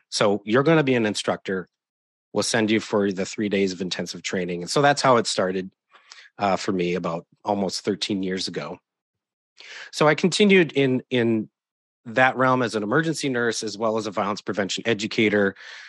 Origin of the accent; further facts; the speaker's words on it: Wisconsin, United States; now in Oregon, United States; I was born and raised in Wisconsin. So Southeast Wisconsin, not far from Milwaukee.